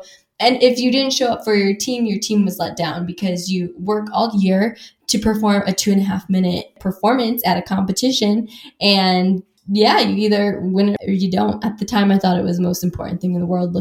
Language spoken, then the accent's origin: English; Wisconsin, United States; I grew up in Wisconsin